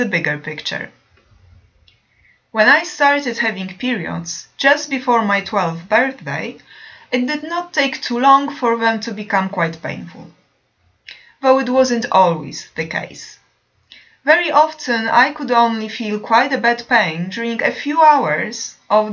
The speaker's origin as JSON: {"language": "English", "country": "Poland", "moved": "as an adult", "said": "in my home country, Poland"}